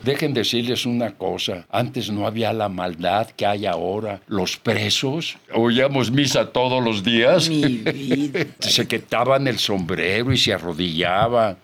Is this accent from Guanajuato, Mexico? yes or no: yes; Celaya, Guanajuato, Mexico; moved away; Yo soy originario de Celaya